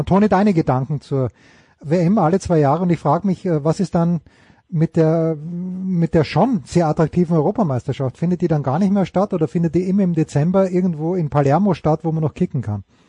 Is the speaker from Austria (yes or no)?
yes; Austria; als Österreicher